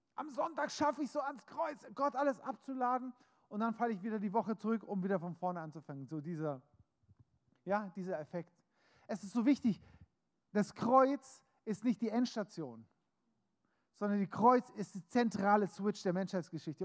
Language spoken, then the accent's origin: German; Germany; bin Deutscher, habe einen deutschen Pass, das heißt, egal ob ich mich als Deutscher fühle oder nicht, ich bin Deutscher.